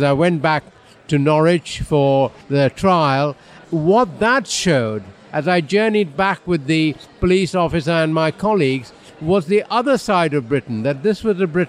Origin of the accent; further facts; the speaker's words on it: India; moved away as an adult; now in United Kingdom; I grew up in India